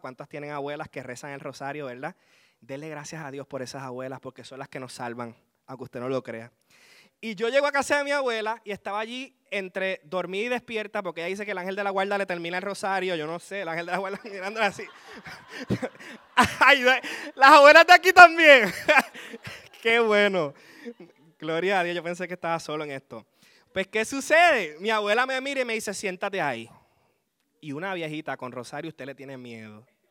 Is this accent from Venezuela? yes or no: no; Aguada, Puerto Rico; Vengo desde el hermoso pueblo de Aguada, donde le llaman el Vaticano de Puerto Rico